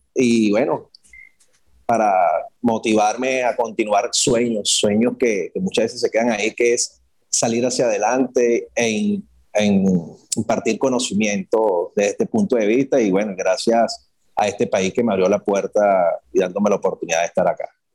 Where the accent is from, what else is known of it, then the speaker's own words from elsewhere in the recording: Caracas, Capital District, Venezuela; moved away as an adult; also born or lived in Guarenas, Venezuela; now in Dominican Republic; soy de Caracas, la parroquia Caricuao, residenciado en, Guarenas